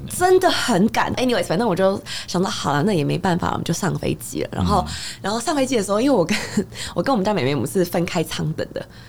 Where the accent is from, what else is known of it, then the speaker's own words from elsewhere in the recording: Taiwan; 我们台湾人真的很客气